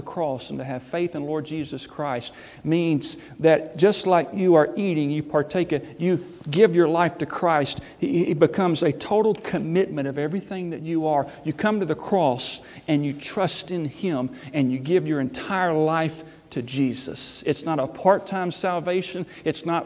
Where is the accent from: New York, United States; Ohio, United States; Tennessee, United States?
Tennessee, United States; Memphis; moved away; I was from Memphis